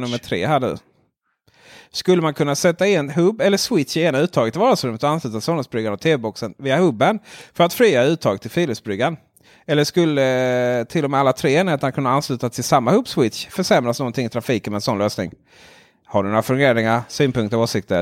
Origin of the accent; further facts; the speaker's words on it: Ronneby, Blekinge, Sweden; jag är från Ronneby